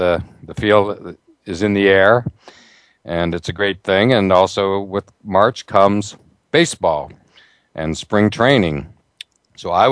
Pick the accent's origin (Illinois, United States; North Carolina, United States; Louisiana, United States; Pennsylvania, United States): Pennsylvania, United States; Pittsburgh; I grew up in the Pittsburgh area